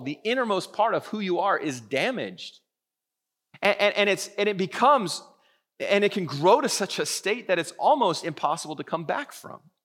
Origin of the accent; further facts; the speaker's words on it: Vancouver, British Columbia, Canada; I've born and raised in Vancouver